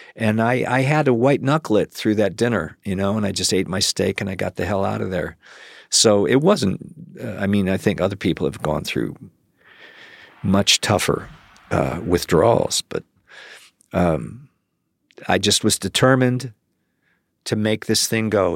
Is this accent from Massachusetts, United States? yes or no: no; Cleveland, Ohio, United States; moved away; also born or lived in Chicago / New York; I grew up in Cleveland